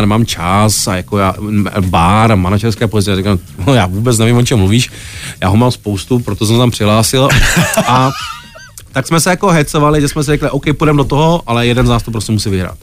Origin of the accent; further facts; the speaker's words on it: Ostrava, Moravian-Silesian Region, Czechia; moved away as an adult; now in Prague, Czech Republic; nejsem, nejsem, nejsem z Prahy, jsem z Ostravy